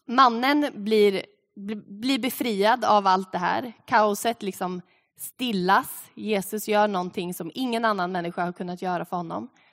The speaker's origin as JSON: {"language": "Swedish", "country": "Sweden", "said": "som svenskar levande här på tvåtusentalet"}